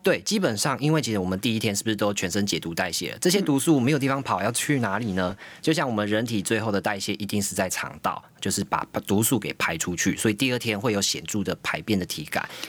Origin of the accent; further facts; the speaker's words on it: Taiwan; 我们台湾人非常厉害